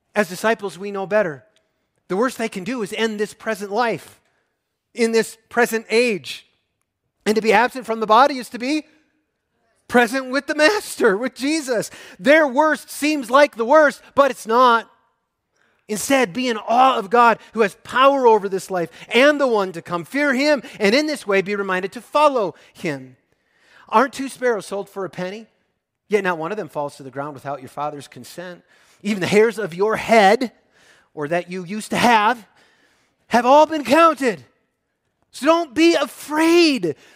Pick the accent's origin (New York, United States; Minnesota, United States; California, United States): Minnesota, United States; I come from Minnesota where there's timber wolves.